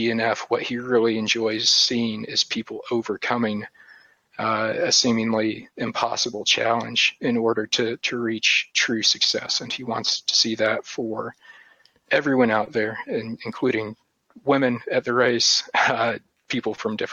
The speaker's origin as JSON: {"language": "English", "region": "Appalachian Mountains", "country": "United States", "tie": "born or raised there", "also_born_or_lived": "Tennessee / North Carolina", "said": "I'm from the Appalachian Mountains"}